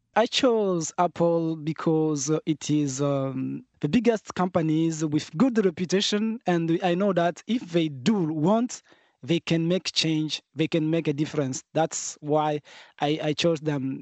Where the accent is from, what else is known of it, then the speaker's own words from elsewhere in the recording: North Kivu, DR Congo; I come from Kivu and, uh, many of my family's members have been displaced